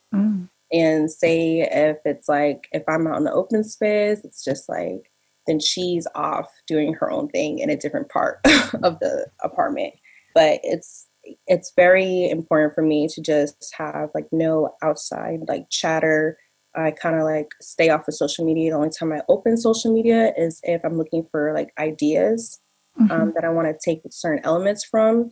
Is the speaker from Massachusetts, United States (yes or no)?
yes; Massachusetts, United States; I am from Massachusetts